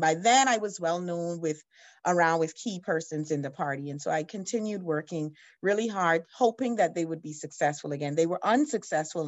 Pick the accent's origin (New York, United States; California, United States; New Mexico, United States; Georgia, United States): Georgia, United States; Atlanta; now in Bahamas; I'm from the Bahamas, but part of my education, I grew up in America. I lived in Atlanta, Georgia